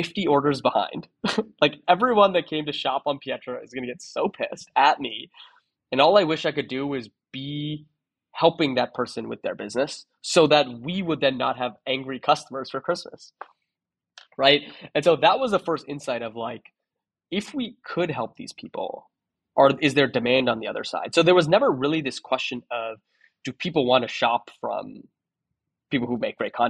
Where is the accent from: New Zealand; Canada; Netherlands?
Canada; Toronto, Ontario; moved away as an adult; also born or lived in San Francisco; I'm from Toronto, so I moved to San Francisco.